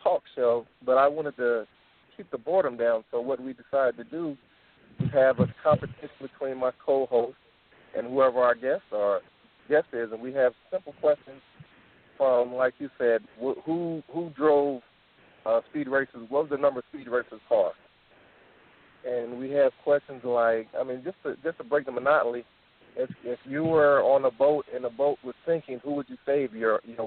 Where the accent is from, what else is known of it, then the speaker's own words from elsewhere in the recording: Philadelphia, Pennsylvania, United States; now in Minnesota, United States; I was born in Philly